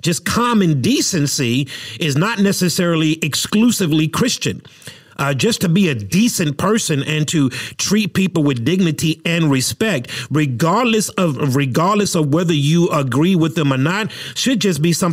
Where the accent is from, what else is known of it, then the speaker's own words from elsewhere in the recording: United States; as an American